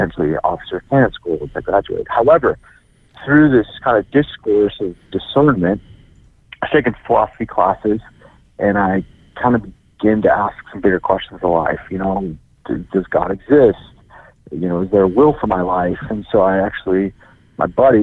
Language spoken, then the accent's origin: English; Minneapolis, Minnesota, United States; moved away; also born or lived in Arizona; I grew up in Minneapolis